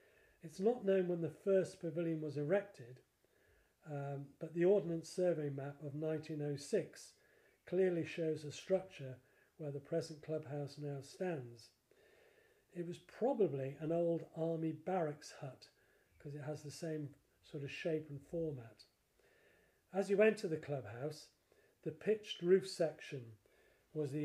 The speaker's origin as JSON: {"language": "English", "town": "Blundell Sands", "region": "North West England", "country": "United Kingdom", "tie": "born or raised there", "lives_now": "Formby, United Kingdom", "said": "I was brought up in Hall Road in Blundell Sands, and I came back in 2003"}